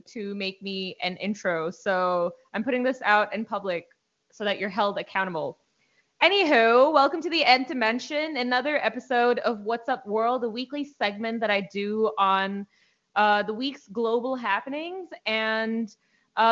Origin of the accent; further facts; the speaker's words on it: India; I'm from India